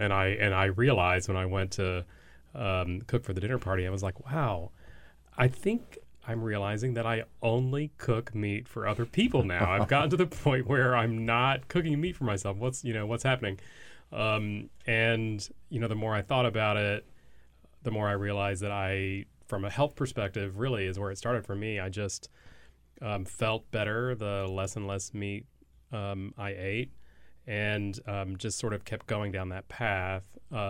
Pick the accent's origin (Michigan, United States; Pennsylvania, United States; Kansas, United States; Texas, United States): Texas, United States; I grew up in Texas